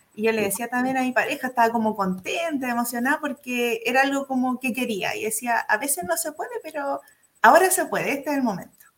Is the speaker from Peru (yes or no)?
no; Curicó, Maule, Chile; soy de Curicó, en la región del Maule